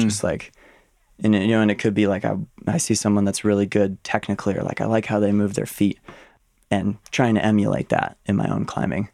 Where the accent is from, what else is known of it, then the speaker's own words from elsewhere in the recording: Ann Arbor, Michigan, United States; I was born and raised in Ann Arbor, Michigan